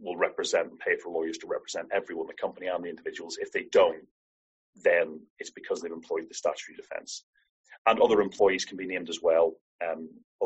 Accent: Ireland; I'm Irish

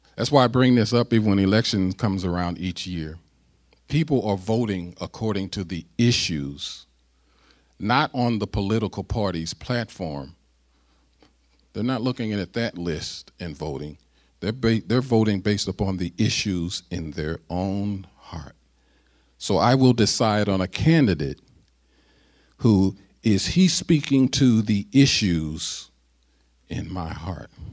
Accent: United States; I'm an American and I'm black and I'm an American

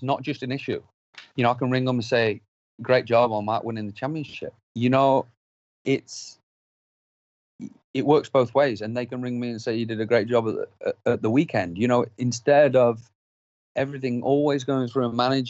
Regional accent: United Kingdom; I'm not a British rider that is just any random rider.

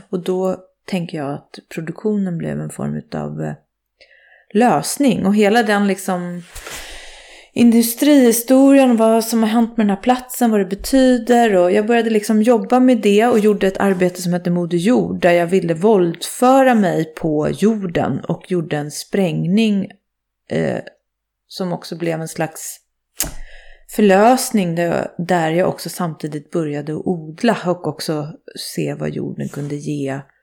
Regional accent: Nacka, Stockholm County, Sweden; moved away; jag är född och uppvuxen i Fisksätra som är ju ett slags miljonprogramsområde mm. i Stockholm

